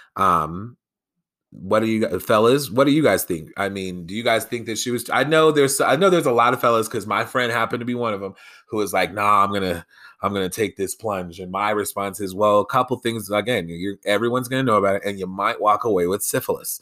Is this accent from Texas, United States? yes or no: no; Colorado, United States; here in my home state of Colorado